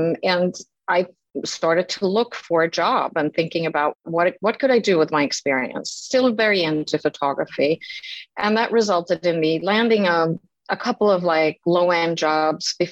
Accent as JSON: {"language": "English", "country": "Sweden", "tie": "born or raised there", "also_born_or_lived": "Stockholm", "said": "I grew up in Sweden, and after high school, I moved to Stockholm"}